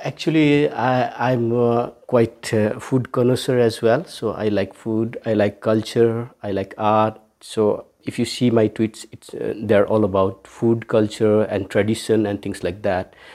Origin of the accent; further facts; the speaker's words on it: Kathmandu, Bagmati, Nepal; also born or lived in Saptari, Nepal / Delhi, India; I was brought to Kathmandu, and then Uh, I'm here in Kathmandu for the rest of my life